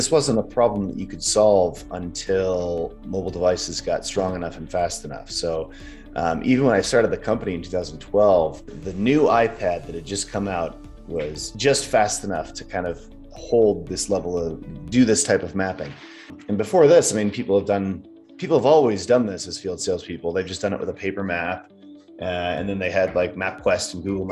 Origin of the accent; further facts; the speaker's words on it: Midwest, United States; moved away as an adult; also born or lived in Wisconsin / San Francisco, California / Los Angeles, California; now in Utah, United States; I grew up in the Midwest and went to the University of Wisconsin